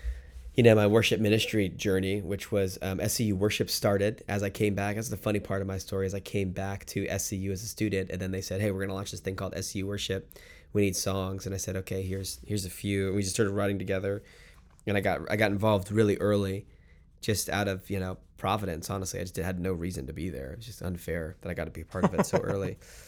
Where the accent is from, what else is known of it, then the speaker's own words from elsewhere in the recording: Miami, Florida, United States; I'm from Miami, South Florida, so it felt a little bit like coming back into an urban context